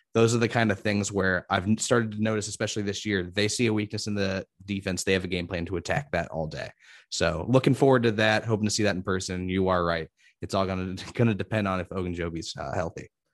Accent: Indiana, United States

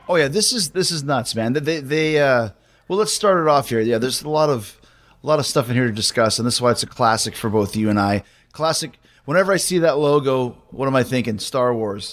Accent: Winnipeg, Manitoba, Canada; grew up in Winnipeg

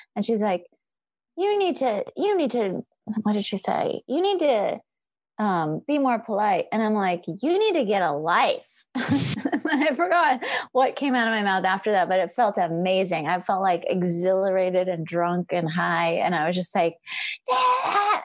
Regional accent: California, United States; moved away as an adult; also born or lived in Portland; I'm a Californian

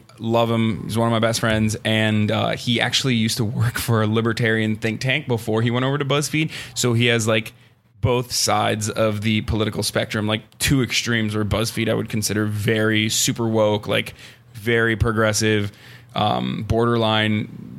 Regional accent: Istanbul, Turkey; moved away as an adult; also born or lived in Ankara; now in United States; I grew up in Turkey. I grew up in Istanbul, and I grew up in Ankara, and Ankara is the capital. And then I came here 8 years ago

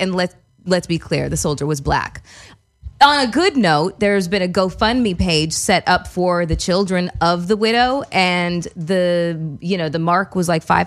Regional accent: Canada; now in Los Angeles, United States; I'm Canadian

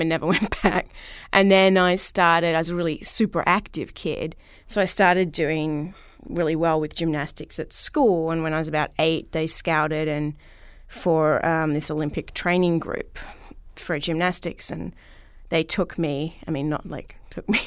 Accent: Melbourne, Victoria, Australia; I'm from Melbourne, Australia, and grew up in and around Melbourne

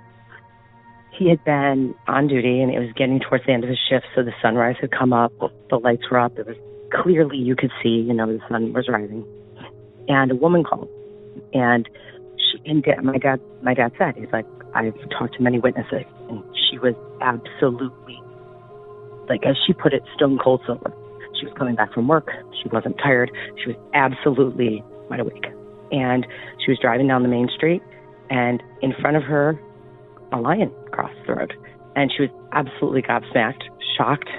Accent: east of Cleveland, Ohio, United States; I grew up in a city east of Cleveland

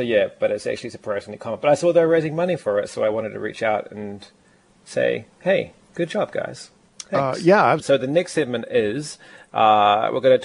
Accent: Lower Hutt, Wellington, New Zealand; Lower Hutt, which is where I actually grew up

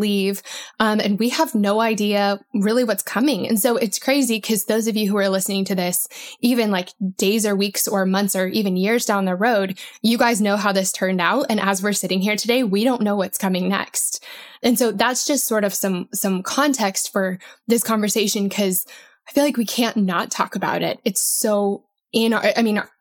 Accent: Colorado, United States; I grew up in Colorado and it would snow, you know, a lot there

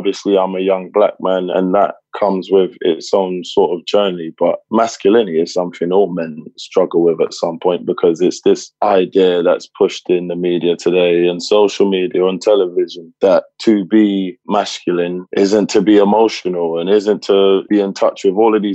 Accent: London, United Kingdom; moved away; also born or lived in United States; I grew up in Tottenham. And just growing up in London.

